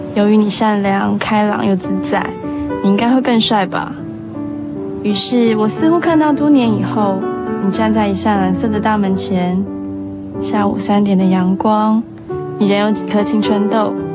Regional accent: northern China, China; 我是北方人

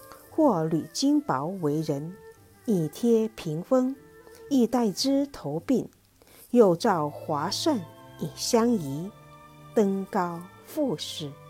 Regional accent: Guangdong, China; 正月初七，在潮汕地区，我们要吃七样羹，是咱们潮汕地区独具特色的一个汉族饮食习俗。

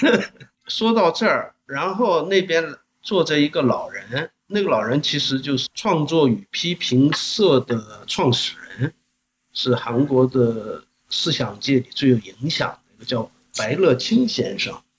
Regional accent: Longjing, Jilin, China; accent: Yanbian dialect; moved away as an adult; now in South Korea; 也是我的老家嘛，那边，所以我也常去那边

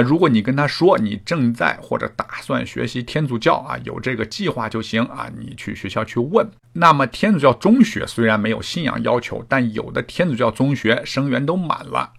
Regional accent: China; now in Canada; 那么我们中国人来了，反正是移民嘛

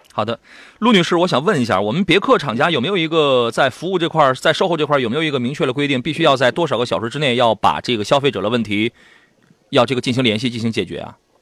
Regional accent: Shandong, China; 我们山东人

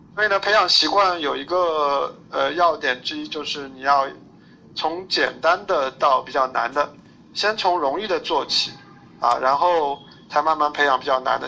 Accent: Shanghai, China; 我是上海人，然后一直，呃，生活、工作、学习在上海这边

